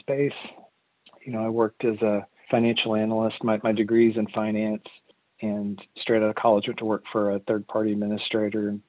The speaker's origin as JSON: {"language": "English", "region": "Arkansas", "country": "United States", "also_born_or_lived": "Texas", "moved": "as an adult", "said": "I'm originally from Arkansas, and I moved to Texas in the early 2000s"}